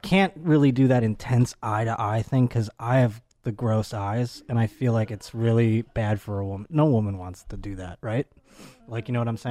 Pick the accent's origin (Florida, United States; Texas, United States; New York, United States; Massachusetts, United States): New York, United States; Buffalo; now in Los Angeles, United States; I'm from Buffalo, New York